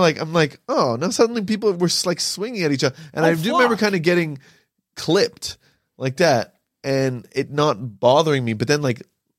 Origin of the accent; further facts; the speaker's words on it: near Montreal, Quebec, Canada; moved away; I grew up in Quebec in Canada, near Montreal.